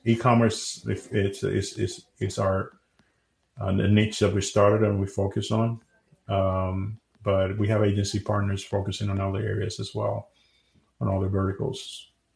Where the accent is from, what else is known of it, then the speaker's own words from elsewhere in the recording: Dominican Republic; moved away as an adult; now in United States; I'm originally from Dominican Republic, and I moved here in 2010 in the U.S.